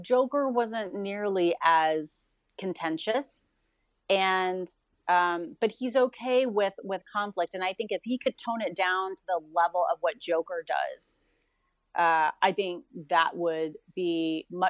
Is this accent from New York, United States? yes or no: no; Mexico, Missouri, United States; I was born in Mexico, Missouri